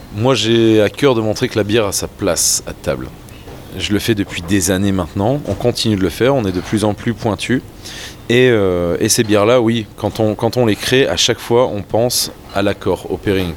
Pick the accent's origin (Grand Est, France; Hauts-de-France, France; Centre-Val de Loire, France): Hauts-de-France, France; French Flanders; je suis un mec d'ici, je suis un mec de cette région, je suis amoureux de la Flandre, je suis enraciné